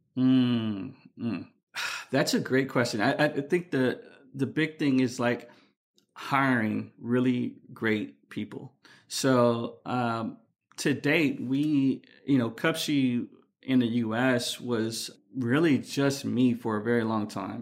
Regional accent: Chicago, Illinois, United States; I'm from Chicago, so I say dolls

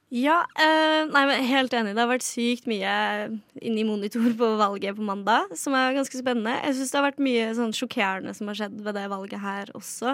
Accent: Skien, Telemark, Norway; jeg kommer fra Skien

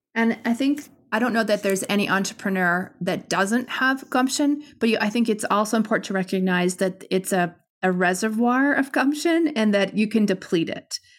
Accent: Canada; I'm Canadian

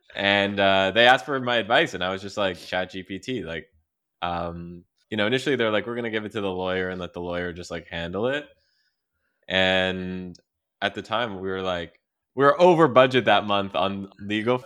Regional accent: Quebec, Canada; growing up in Quebec

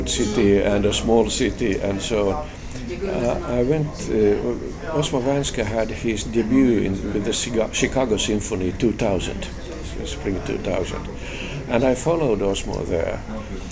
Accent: Lahti, Päijät-Häme, Finland; I come from Lahti, the tiny city in Finland.

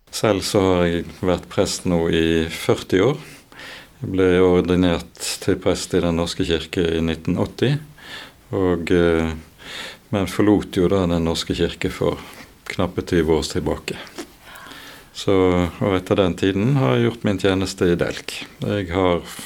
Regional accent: Bergen, Vestland, Norway; Jeg vokste opp oppe på Landås

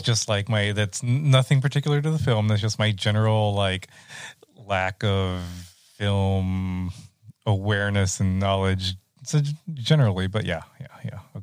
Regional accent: Rio Grande Valley, Texas, United States; growing up in the Rio Grande Valley and I'm in a ninety percent uh, Mexican-American community

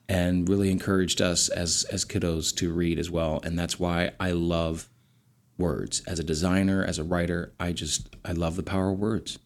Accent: Lancaster County, Pennsylvania, United States; operated with one and a half bathrooms in a farmhouse in Lancaster County, Pennsylvania

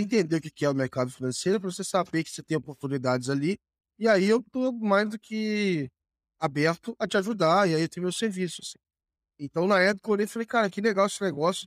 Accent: Volta Redonda, Rio de Janeiro, Brazil; lá em Volta Redonda, minha cidade natal

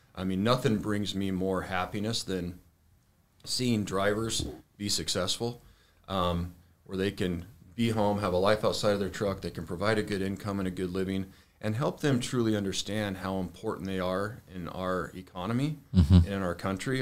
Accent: Arizona, United States; born and raised in Arizona

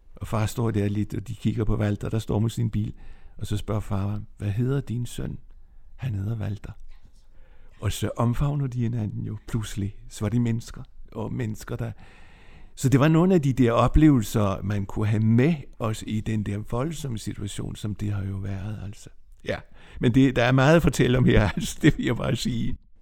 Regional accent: Nexø, Capital Region of Denmark, Denmark; moved away as an adult; also born or lived in Copenhagen; now in Hillerød, Denmark; Jeg er vokset op på Bornholm i Næksø

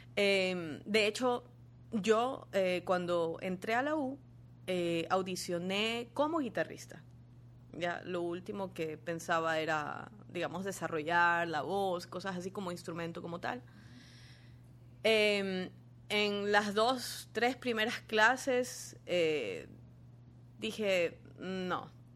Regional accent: Guayaquil, Guayas, Ecuador; moved away as an adult; also born or lived in Quito / Argentina; yo salí de Guayaquil

